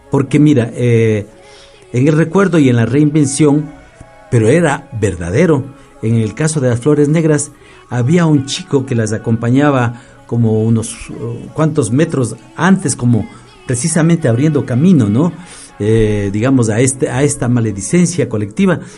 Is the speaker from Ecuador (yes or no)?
yes; Ibarra, Imbabura, Ecuador; now in Quito, Ecuador; yo provengo de Ibarra